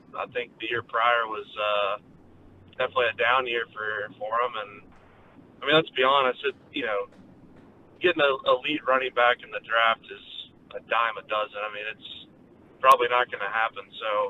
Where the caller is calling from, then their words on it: Middletown, United States; from Middletown calling to hijack the show again.